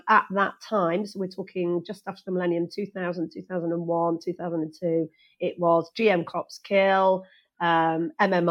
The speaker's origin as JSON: {"language": "English", "region": "Wales", "country": "United Kingdom", "tie": "born or raised there", "said": "I actually did Welsh because I was born and bred in Wales"}